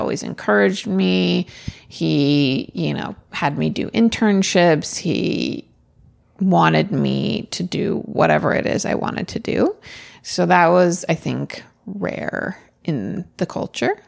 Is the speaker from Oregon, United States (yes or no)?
yes; Oregon, United States; I, I'm from Oregon